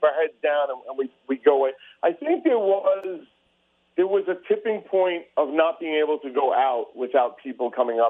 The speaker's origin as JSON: {"language": "English", "town": "New York City", "region": "New York", "country": "United States", "said": "I'm an oaf from Staten Island"}